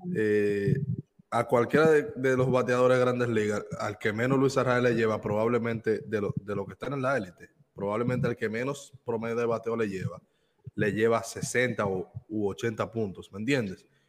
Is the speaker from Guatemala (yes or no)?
no; Dominican Republic; moved away; soy dominicano